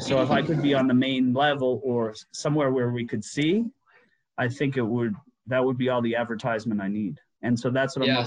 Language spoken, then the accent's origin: English; Halifax, Nova Scotia, Canada; moved away; my hometown of Halifax on the East Coast